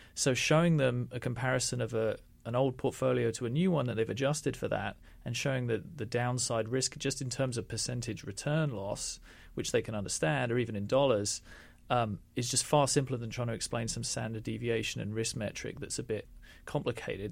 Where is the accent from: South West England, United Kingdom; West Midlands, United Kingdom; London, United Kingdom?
London, United Kingdom; also born or lived in India; I was from London